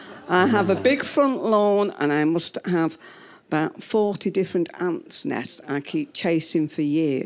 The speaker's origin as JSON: {"language": "English", "area": "South Derbyshire", "region": "East Midlands", "country": "United Kingdom", "said": "I'm from South Derbyshire."}